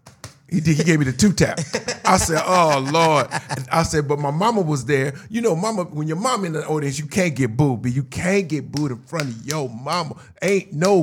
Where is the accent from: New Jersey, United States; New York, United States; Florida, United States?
New Jersey, United States; Newark; I grew up in Newark, New Jersey.